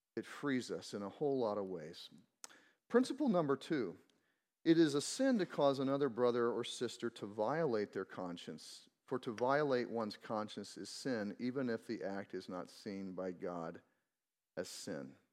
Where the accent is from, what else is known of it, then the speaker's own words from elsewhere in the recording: Missouri, United States; I grew up in Missouri